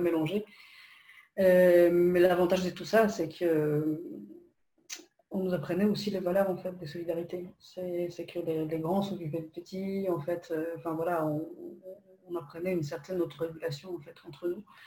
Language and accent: French; Poland; French is a second language; moved away as an adult; now in France; moi, je, ne suis pas française. je suis polonaise d'origine je suis arrivée en France euh, lorsque j'avais 19 ans